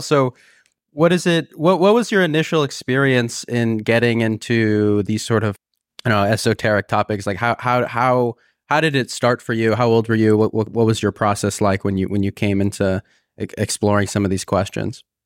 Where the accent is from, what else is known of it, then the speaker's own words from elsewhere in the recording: California, United States; moved away as an adult; I was from California